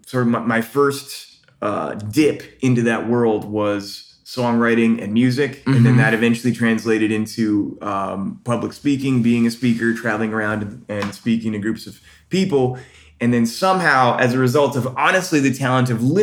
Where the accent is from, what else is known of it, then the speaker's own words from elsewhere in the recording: North Carolina, United States; moved away as an adult; also born or lived in Orlando; I'm from North Carolina, but I ran away to Orlando